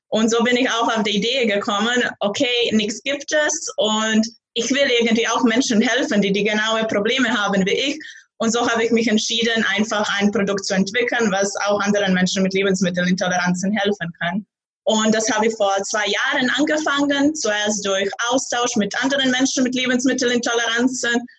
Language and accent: German; Zagreb, City of Zagreb, Croatia; German is a second language; moved away as an adult; now in Braunschweig, Germany; ich komme aus Kroatien, aus Zagreb. Ich wohne die letzten drei Jahre in Deutschland, in Braunschweig.